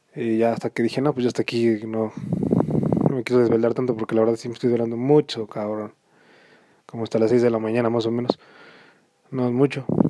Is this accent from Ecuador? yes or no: no; Mexico; soy mexicano